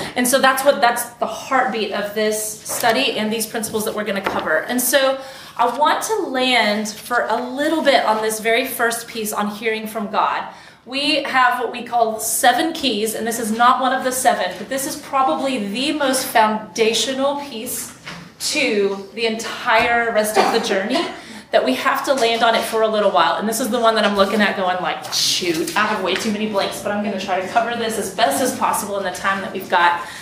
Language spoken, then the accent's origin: English; Texas, United States; I'm from Texas